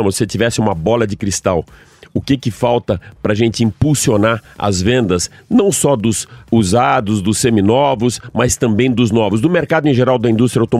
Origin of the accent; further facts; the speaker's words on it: Santos, São Paulo, Brazil; então, Nilson, já que eu sou de Santos, a gente falou de carros e de música